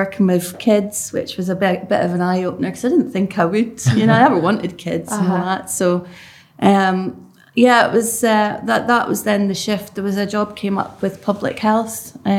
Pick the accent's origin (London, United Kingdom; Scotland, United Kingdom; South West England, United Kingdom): Scotland, United Kingdom; Lossiemouth; also born or lived in Cambridge / Germany; now in Aberdeen, United Kingdom; Went out to Germany for a few years. I think I was six when I came to Lossiemouth. So I started primary school in Lossiemouth. Got dragged up in Lossiemouth. and then I moved out to Aberdeen, 2012.